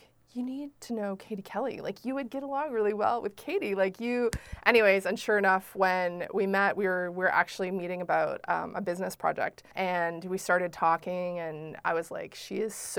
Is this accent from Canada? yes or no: yes; Prince Edward Island, Canada; we're all from Prince Edward Island